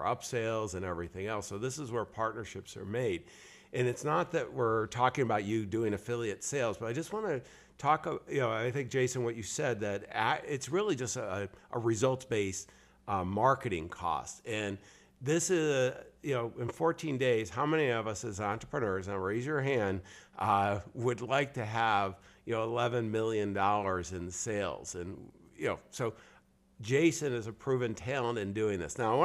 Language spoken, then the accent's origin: English; Northeast, United States; I grew up in the Northeast